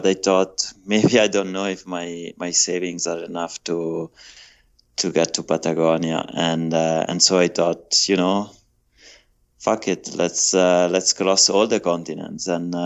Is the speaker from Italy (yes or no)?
yes; Italy; moved away as an adult; I'm Italian. I was born in Italy about 40 years ago